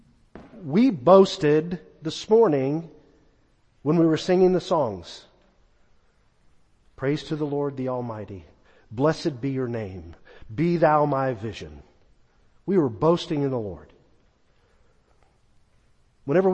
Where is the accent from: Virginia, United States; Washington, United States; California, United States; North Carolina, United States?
California, United States; now in Texas, United States; When I was a young boy growing up in California